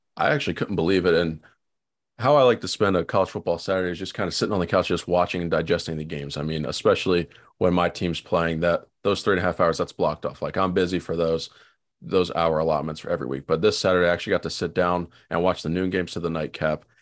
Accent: Ohio, United States; I grew up in Ohio

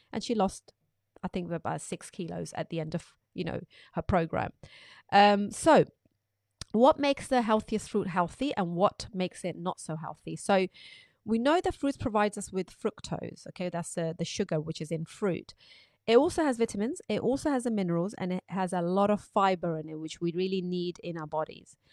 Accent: Pakistan; moved away; when I was growing up in Pakistan

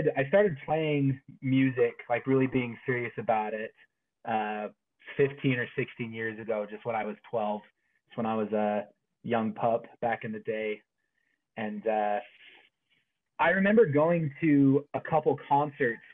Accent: Springville, Utah, United States; I'm a musician from Springville, Utah, which is south of Provo

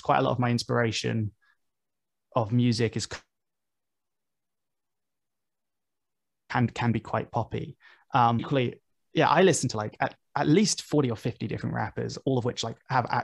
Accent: United Kingdom; as a British rapper

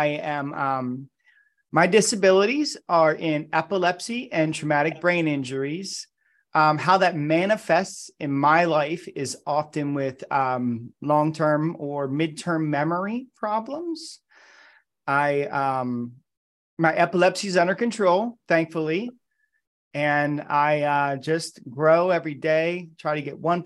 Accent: Pennsylvania, United States; moved away as an adult; also born or lived in New York / California / Boston; I moved back to Pennsylvania, which is where my hometown is, from California

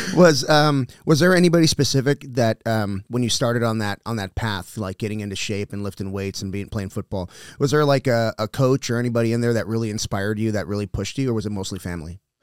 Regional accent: South Texas, United States; I grew up, I grew up in, in South Texas where you can just wander off into the woods.

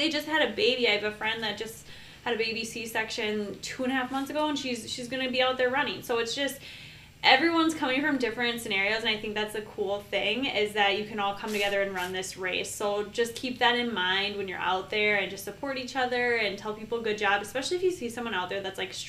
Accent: Minneapolis, Minnesota, United States; I'm from Minneapolis. We train in the winter

